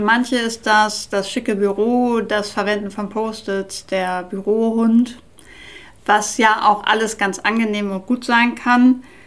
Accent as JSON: {"language": "German", "town": "Nordenham", "region": "Lower Saxony", "country": "Germany", "tie": "born or raised there", "said": "ich bin ja in Nordenham an der Nordsee groß geworden"}